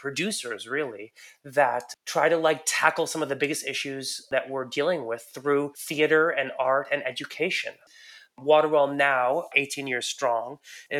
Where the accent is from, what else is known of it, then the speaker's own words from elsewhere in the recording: Iran; moved away; I'm an immigrant. I was born in Iran